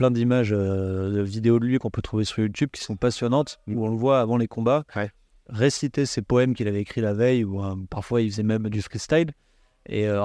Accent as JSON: {"language": "French", "region": "south of France", "country": "France", "said": "moi je suis originaire du, sud de la France et j'ai commencé la boxe à l'âge de 11 ans dans un petit club associatif au Canet Rocheville."}